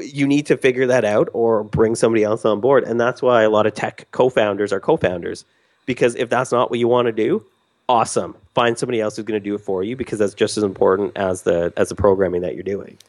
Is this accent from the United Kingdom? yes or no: no; Canada; I'm Canadian